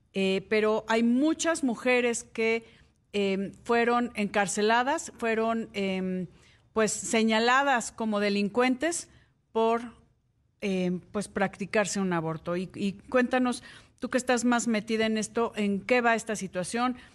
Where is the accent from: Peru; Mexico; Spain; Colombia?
Mexico; los que hemos nacido aquí en México